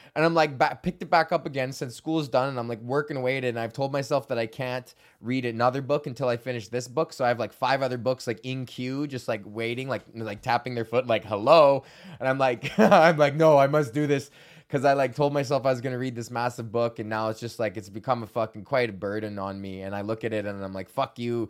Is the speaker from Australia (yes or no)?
no; Canada; as Canadians